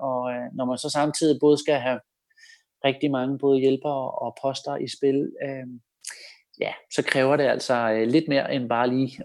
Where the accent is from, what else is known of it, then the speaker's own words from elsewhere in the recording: Denmark; man som dansker